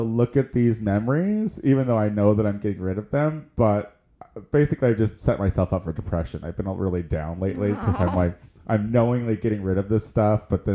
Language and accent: English; Central Illinois, United States; moved away; my hometown